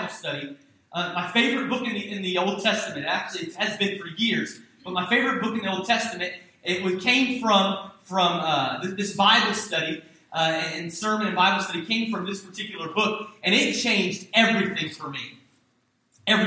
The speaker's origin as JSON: {"language": "English", "town": "Hampton", "region": "Virginia", "country": "United States", "tie": "born or raised there", "said": "the church that I grew up in Hampton, Virginia"}